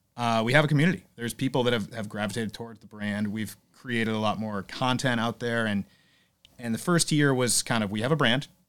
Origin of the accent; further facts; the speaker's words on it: Southington, Connecticut, United States; I grew up in Connecticut, Southington, Connecticut.